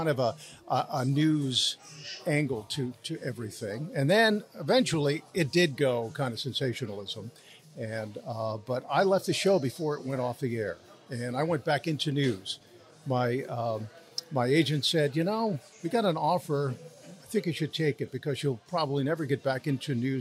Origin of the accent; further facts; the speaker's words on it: Philadelphia, Pennsylvania, United States; moved away; I'm from Philadelphia, and I wound up working in my hometown